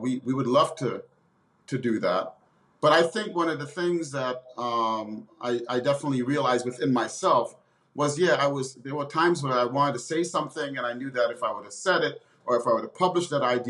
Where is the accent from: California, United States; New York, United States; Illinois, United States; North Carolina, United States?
New York, United States; New York City; I grew up in the inner city, and I grew up, you know, out in New York City's great public school system